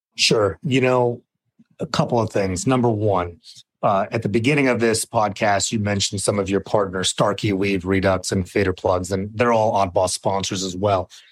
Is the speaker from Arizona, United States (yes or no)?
yes; Arizona, United States; I grew up in Arizona